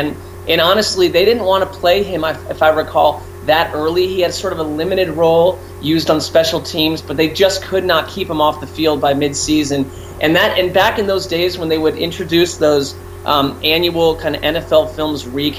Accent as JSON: {"language": "English", "area": "Jets Giants territory", "region": "East Coast", "country": "United States", "tie": "born or raised there", "said": "I grew up on the East Coast in Jets Giants territory."}